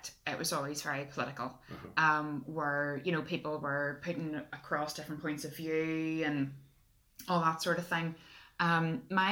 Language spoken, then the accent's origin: English; Lisburn, Northern Ireland, United Kingdom; I'm from Lisburn, that's where we are at the minute.